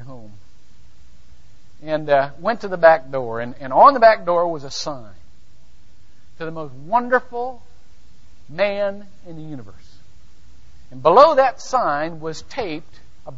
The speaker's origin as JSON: {"language": "English", "country": "United States", "said": "being an American"}